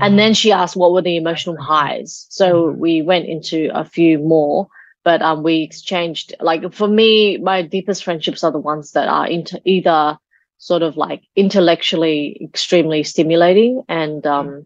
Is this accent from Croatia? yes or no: no; Australia; when I was growing up in Australia, my sister and my brother